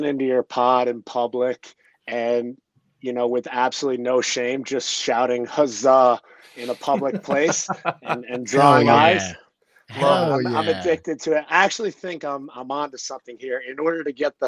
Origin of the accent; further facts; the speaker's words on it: Connecticut, United States; moved away as an adult; also born or lived in Australia / Colorado; now in Denver, United States; I grew up in Connecticut